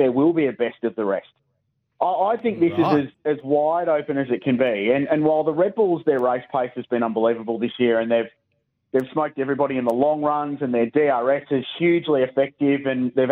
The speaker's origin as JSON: {"language": "English", "town": "Adelaide", "region": "South Australia", "country": "Australia", "tie": "born or raised there", "said": "I grew up in Adelaide in the 85 to 95 era"}